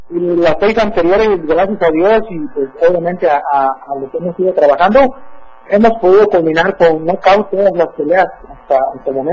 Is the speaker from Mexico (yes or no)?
yes; Comitán, Chiapas, Mexico